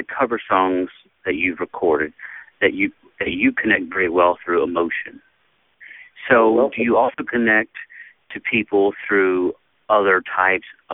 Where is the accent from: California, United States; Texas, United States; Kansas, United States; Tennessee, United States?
Texas, United States; I'm actually specifically from Texas